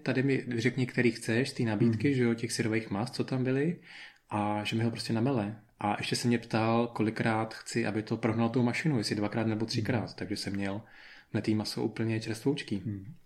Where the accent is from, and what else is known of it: Czechia; moved away as an adult; now in Spain